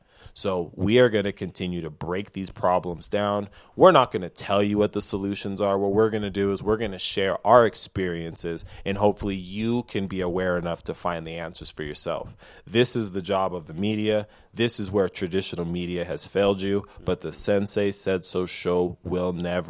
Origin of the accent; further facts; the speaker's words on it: United States; I'm an American.